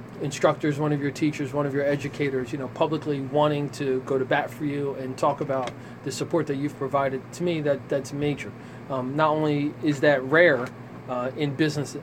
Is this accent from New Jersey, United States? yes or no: yes; Ewing, New Jersey, United States; also born or lived in Trenton, New Jersey; I was born in Trenton, I grew up in Ewing